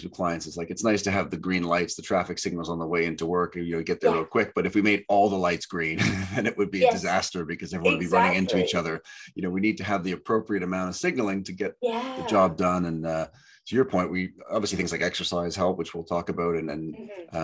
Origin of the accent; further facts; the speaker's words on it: Canada; growing up in Canada